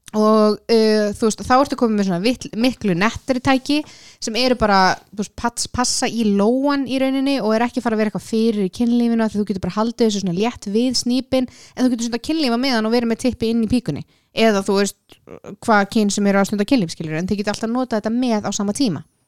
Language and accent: Icelandic; Iceland; ég er sko frá Íslandi